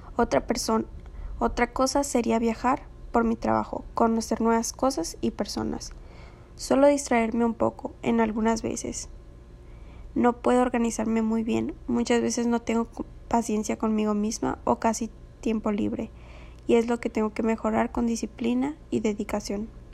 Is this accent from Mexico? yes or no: yes; Ciudad Obregón, Sonora, Mexico; soy de Ciudad Obregón